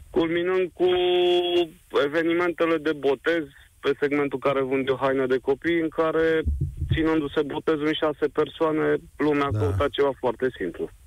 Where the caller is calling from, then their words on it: Brașov, Brașov County, Romania; din Brașov.